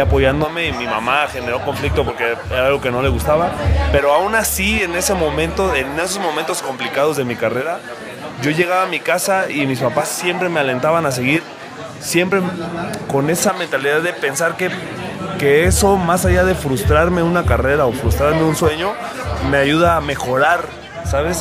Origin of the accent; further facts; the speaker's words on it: Morelia, Michoacán, Mexico; yo soy de Morelia, nacido en Morelia